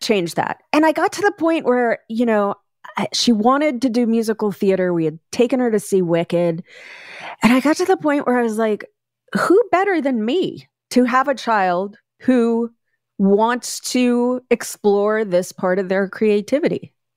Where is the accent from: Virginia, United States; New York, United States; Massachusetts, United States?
New York, United States; also born or lived in Staten Island, New York; now in Los Angeles, United States; I was born in Bensonhurst in Brooklyn.